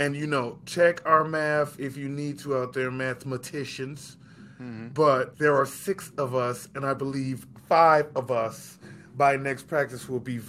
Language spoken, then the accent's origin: English; Chicago, Illinois, United States; This podcast is about two rude boys from Chicago